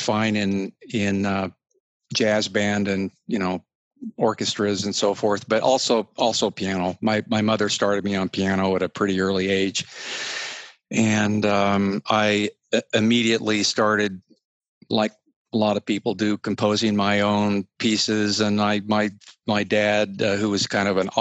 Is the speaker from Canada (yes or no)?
no; Utah, United States; I'm a Western kid, you know, born and raised in Utah